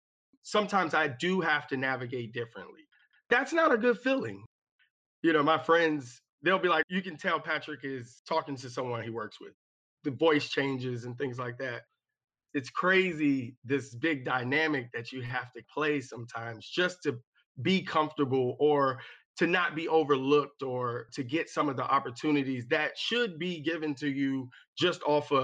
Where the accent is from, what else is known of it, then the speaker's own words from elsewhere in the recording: Maryland, United States; I grew up in Prince George's County, which is a predominantly Black county outside of Washington, D.C.